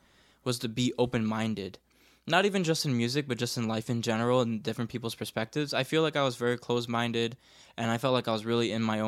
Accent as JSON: {"language": "English", "town": "Bridgeport", "region": "Connecticut", "country": "United States", "said": "Like, when I come from Bridgeport, Connecticut, hip-hop, you know, like, R&B, like, soul, you know, any of that stuff, pop music, all that stuff was ingrained in me at a very early age, you know?"}